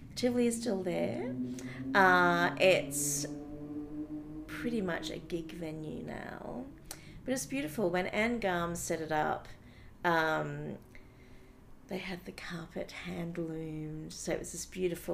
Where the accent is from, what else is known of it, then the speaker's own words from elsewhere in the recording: Brisbane, Queensland, Australia; I grew up in Brisbane